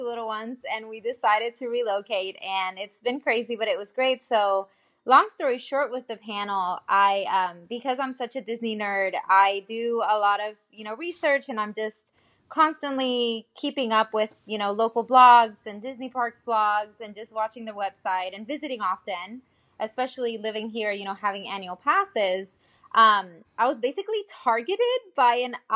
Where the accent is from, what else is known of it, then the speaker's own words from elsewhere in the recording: Puerto Rico; moved away as an adult; also born or lived in Nashville, United States; now in Orlando, United States; I was actually born and raised in Puerto Rico, and I've been living here in Orlando for about 3 years.